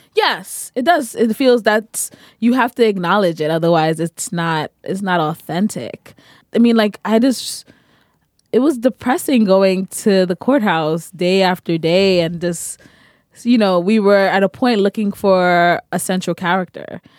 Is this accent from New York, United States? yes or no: yes; New York, United States; I'm also from New York